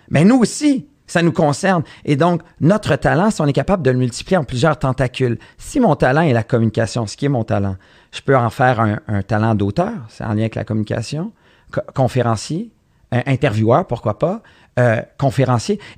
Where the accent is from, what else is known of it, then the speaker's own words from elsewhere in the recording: Montreal, Quebec, Canada; Moi, j'ai grandi à Montréal